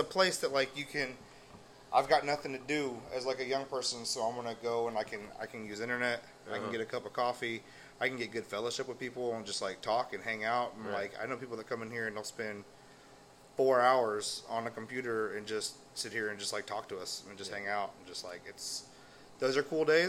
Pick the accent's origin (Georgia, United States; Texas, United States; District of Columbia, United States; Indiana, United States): Texas, United States; Houston; now in Livingston, United States; I grew up in Houston